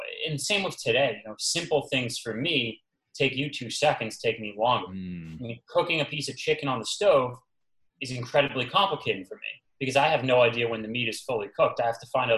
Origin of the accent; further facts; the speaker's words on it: Boston, Massachusetts, United States; I'm from Boston.